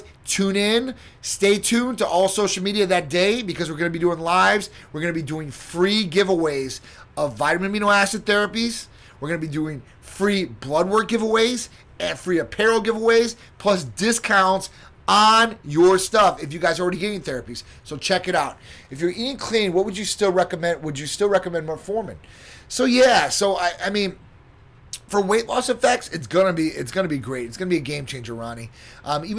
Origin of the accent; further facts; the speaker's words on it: Chicago, Illinois, United States; now in Florida, United States; And that's my hometown